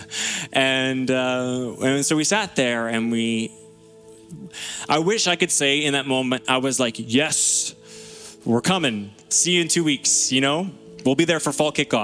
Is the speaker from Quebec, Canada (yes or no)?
no; Lower Mainland, British Columbia, Canada; moved away as an adult; We grew up in the Lower Mainland